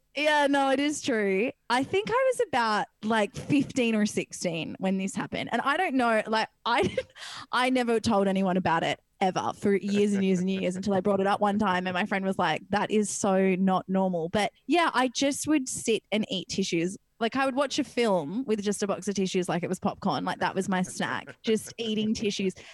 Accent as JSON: {"language": "English", "town": "Perth", "region": "Western Australia", "country": "Australia", "said": "I come from Perth, WA, and in WA there's this little beach town called Wedge Island"}